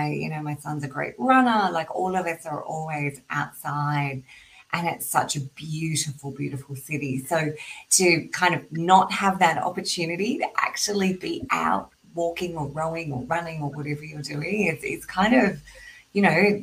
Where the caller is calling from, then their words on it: Sydney, New South Wales, Australia; I'm in Sydney, Australia, and it's actually not raining.